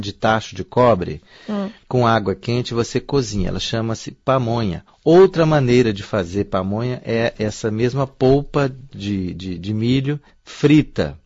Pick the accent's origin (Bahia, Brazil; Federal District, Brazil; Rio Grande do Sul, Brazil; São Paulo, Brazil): Federal District, Brazil; Brasília; moved away as an adult; now in China; Eu venho da capital do Brasil, sou formado em letras pela Universidade de Brasília